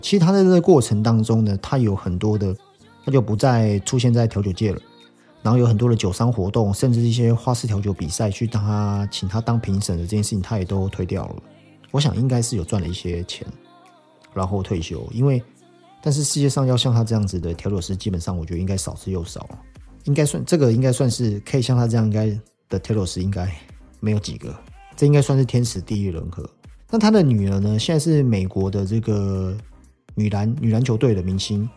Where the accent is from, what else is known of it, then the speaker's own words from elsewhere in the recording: Taiwan; 我们台湾人常常讲这种美式教育嘛